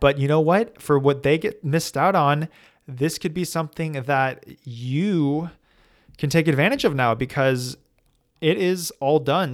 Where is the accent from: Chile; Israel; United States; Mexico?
United States; I'm American